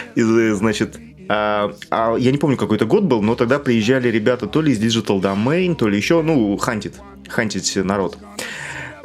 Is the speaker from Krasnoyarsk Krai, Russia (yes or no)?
yes; Norilsk, Krasnoyarsk Krai, Russia; я вырос в Норильске, у нас снег в сентябре выпадал и лежал до июля